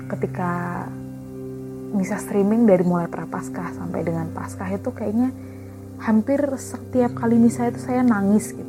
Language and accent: Indonesian; Yogyakarta, Special Region of Yogyakarta, Indonesia; now in Bandung, Indonesia; Saya asalnya dari Paroki Kemetiran Jogja, tapi saya lebih aktif di Kota Baru dan sekarang tinggalnya di uh, wilayah Paroki Katedral Bandung.